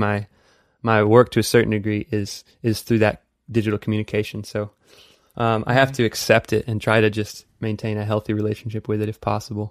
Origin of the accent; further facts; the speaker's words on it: Texas, United States; now in Los Angeles, United States; having grown up in Texas